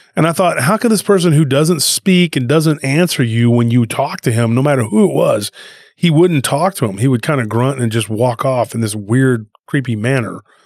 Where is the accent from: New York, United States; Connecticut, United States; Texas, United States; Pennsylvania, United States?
Texas, United States; Taylor; Lockhart kinda has a friendly rivalry with my hometown, Taylor